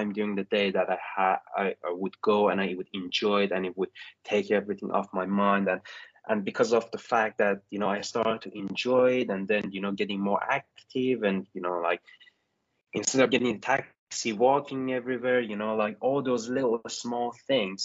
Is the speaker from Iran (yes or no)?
yes; Iran; moved away; I'm originally from Iran